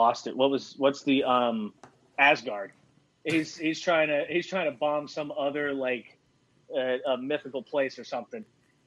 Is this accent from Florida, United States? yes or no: no; Mobile, Alabama, United States; now in South Carolina, United States; I'm originally from Mobile, Alabama, which is where Jeff is from